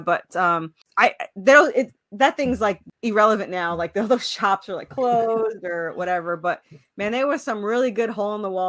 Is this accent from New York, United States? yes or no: yes; New York, United States; you know, being in the South, but because I came from New York.